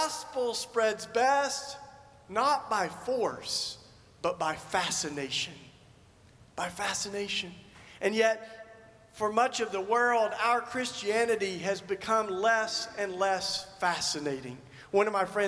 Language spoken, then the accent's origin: English; Tennessee, United States; I grew up in Tennessee in the Bible Belt